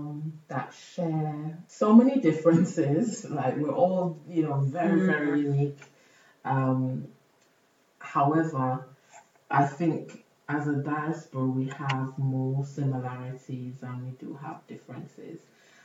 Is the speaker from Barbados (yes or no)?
yes; Barbados; now in United Kingdom; I'm from Barbados